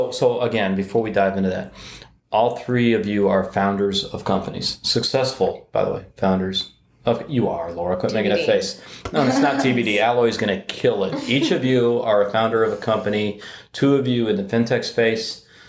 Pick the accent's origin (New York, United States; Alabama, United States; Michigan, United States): Michigan, United States; Detroit; I'm from Detroit.